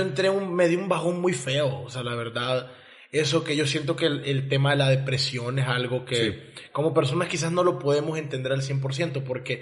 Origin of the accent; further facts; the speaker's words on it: El Salvador; now in Mérida, Mexico; yo crecí en El Salvador con ese tipo de sociedad